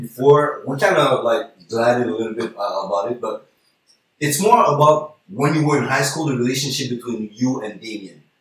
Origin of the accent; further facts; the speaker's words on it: Montreal, Quebec, Canada; We're all from the East